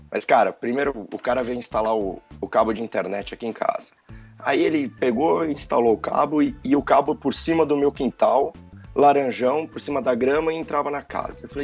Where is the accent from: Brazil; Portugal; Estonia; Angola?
Brazil; moved away as an adult; eu, eu, saí do Brasil, eu falei, eu trabalho com inglês, escrevo o dia inteiro.